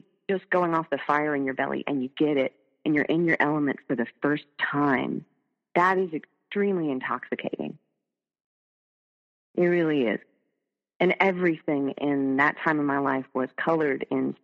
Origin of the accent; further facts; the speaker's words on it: North Carolina, United States; moved away; my home state, which is North Carolina